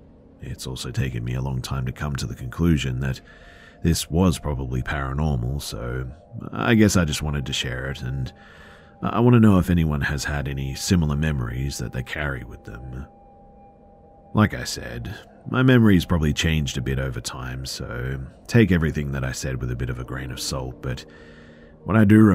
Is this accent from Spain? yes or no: yes; Spain; English is a second language; moved away as an adult; now in New York, United States; As for me and my friends in this story, well, we're from Spain, and when this happened, end of September 2023, we were fairly new to the US. I moved here a while back for law school, and so did my friends.